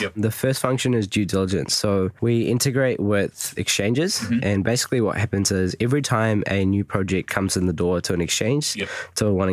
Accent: New Zealand; I'm from New Zealand

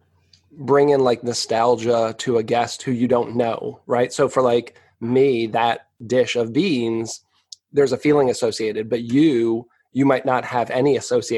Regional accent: New England, United States; I'm from New England and my mom had this baked bean recipe

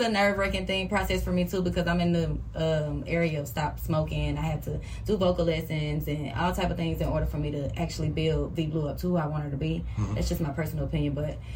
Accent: Atlanta, Georgia, United States; I'm from Atlanta. I'm born and raised from Atlanta.

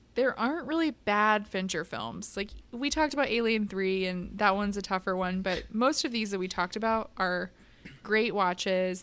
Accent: Midwest, United States; I'm from the Midwest.

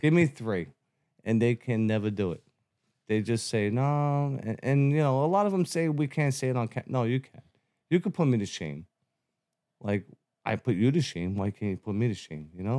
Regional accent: New York City, New York, United States; born and raised in Brooklyn, Bensonhurst.

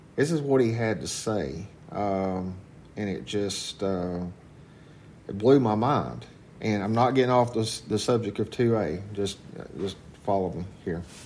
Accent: Walkertown, North Carolina, United States; also born or lived in Rural Hall, North Carolina; I grew up in Walkertown volunteering for the Walkertown Fire Department at the age of 14

